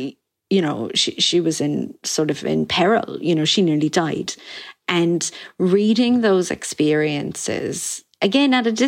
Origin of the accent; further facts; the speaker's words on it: Ireland; my mother was like a modern Irish woman, you know, and I grew up in the Ireland of the 90s.